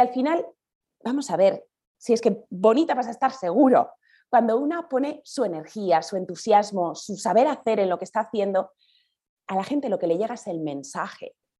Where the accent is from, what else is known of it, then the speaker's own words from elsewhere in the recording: Basque Country, Spain; also born or lived in Andalusia; now in Madrid, Spain; soy del País Vasco, en el norte